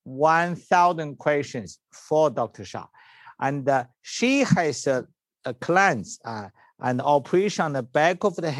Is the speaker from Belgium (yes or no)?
no; China; English is a second language; moved away; I was born in China.